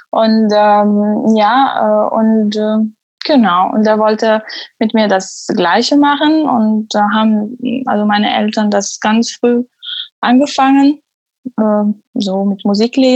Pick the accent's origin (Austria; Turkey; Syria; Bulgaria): Syria; German is a second language; moved away as an adult; also born or lived in Damascus; now in Germany; Ich komme aus Syrien und äh, lebe in Deutschland seit fast fünf Jahren. Äh, in, ich bin 29 Jahre alt. Mhm. Ich habe in Syrien äh, Medizintechnik studiert und abgeschlossen.